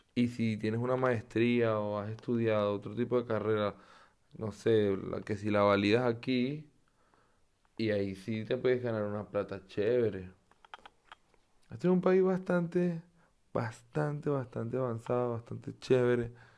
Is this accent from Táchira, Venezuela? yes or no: no; Caracas, Capital District, Venezuela; moved away as an adult; now in Germany; Yo soy un venezolano de Caracas. Vivo en una pequeña ciudad en Alemania.